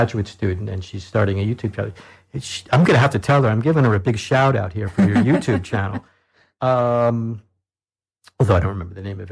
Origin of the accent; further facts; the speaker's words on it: New York, United States; now in Bloomington, United States; growing up in New York where, you know, it's a very culturally and diverse place